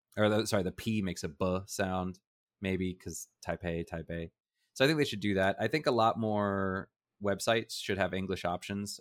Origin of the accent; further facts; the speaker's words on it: United States; now in Taiwan; I was from America.